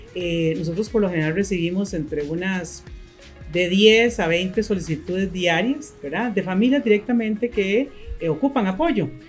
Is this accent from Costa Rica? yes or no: yes; Costa Rica; also born or lived in Managua, Nicaragua; Y llegamos a Costa Rica un 26 de diciembre, entramos a Costa Rica ese año y aquí nos quedamos.